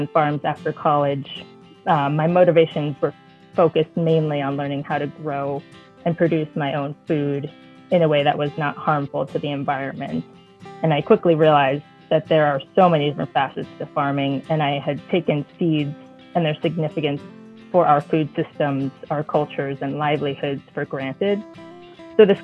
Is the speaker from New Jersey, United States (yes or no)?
yes; New Jersey, United States; also born or lived in Pennsylvania / Maine; now in St. Lawrence County, New York, United States; so we lived in Pennsylvania, Maine, but I grew up in New Jersey.